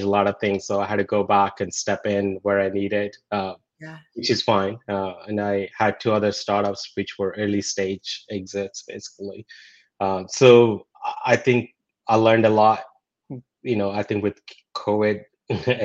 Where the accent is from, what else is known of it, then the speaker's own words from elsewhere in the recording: India; moved away; growing up in India, you know, the basics necessities wasn't there.